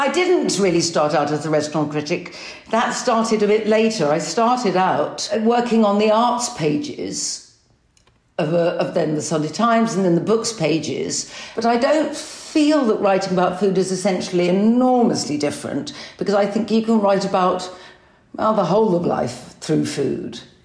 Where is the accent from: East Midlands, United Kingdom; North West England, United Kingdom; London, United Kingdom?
London, United Kingdom; As a Londoner